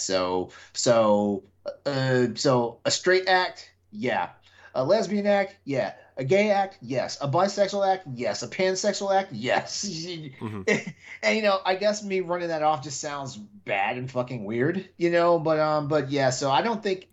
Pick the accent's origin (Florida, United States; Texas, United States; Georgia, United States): Texas, United States; I I grew up in Texas.